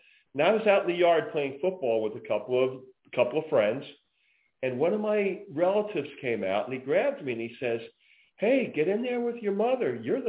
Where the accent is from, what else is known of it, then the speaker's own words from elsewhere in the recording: New York City suburbs, United States; moved away as an adult; also born or lived in Germany; now in South Carolina, United States; I was raised in the New York City suburbs, as I alluded to before, by a single mom.